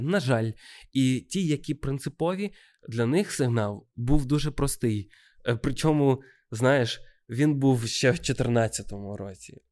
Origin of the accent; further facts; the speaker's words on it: Odesa, Odesa Oblast, Ukraine; moved away as an adult; now in Kyiv, Ukraine; я одесит